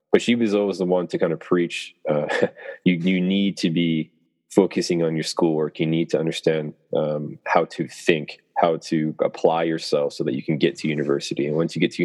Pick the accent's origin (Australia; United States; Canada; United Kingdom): Canada; born or raised there